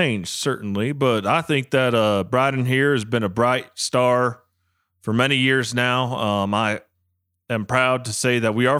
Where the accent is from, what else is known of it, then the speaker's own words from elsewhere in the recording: Arkansas, United States; small town Arkansas.